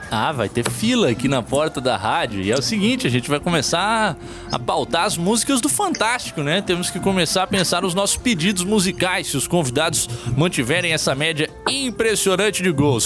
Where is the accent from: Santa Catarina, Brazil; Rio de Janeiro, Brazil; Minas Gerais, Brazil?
Santa Catarina, Brazil; Blumenau; Eu, que sou lá de Blumenau